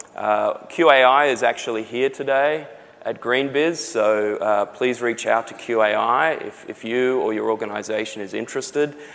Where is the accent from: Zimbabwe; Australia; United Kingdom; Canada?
Australia; accent: Australian; now in San Diego, United States; from my accent, you can probably tell I'm Australian.